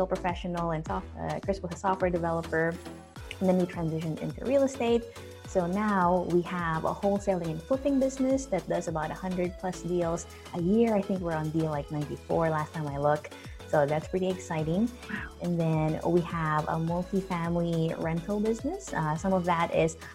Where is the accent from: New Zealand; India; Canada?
New Zealand; moved away; I'm from New Zealand and I miss it so much